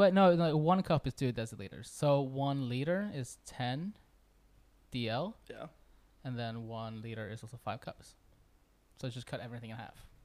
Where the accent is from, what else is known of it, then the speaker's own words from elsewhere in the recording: Milwaukee, Wisconsin, United States; moved away as an adult; now in Stavanger, Norway; Uh, from I'm from originally from Milwaukee, Wisconsin. Yeah, we've been here for a while now.